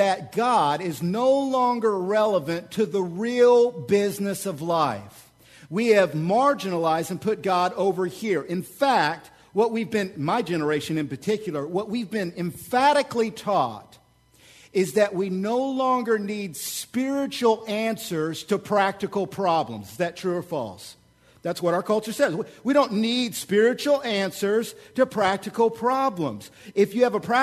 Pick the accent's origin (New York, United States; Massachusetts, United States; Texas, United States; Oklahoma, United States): Oklahoma, United States; moved away; I'm from Oklahoma